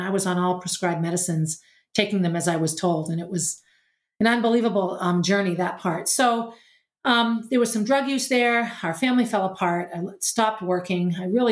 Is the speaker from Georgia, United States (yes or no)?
no; New Hampshire, United States; also born or lived in Boston; I returned to New Hampshire and just began teaching public school where I had gone to school in my hometown